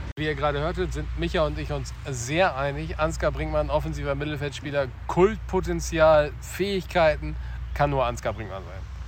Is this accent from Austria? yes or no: no; Wilhelmshaven, Lower Saxony, Germany; Wilhelmshaven, wer aufgepasst hat, meine Heimatstadt